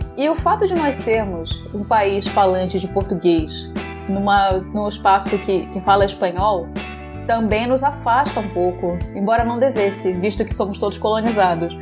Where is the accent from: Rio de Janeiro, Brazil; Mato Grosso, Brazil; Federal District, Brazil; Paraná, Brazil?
Rio de Janeiro, Brazil; also born or lived in São Paulo; eu sou carioca, sim.